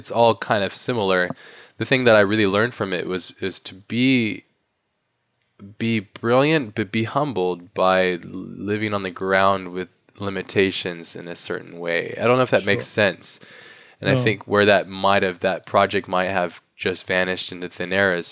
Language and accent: English; United States; in my own context of being American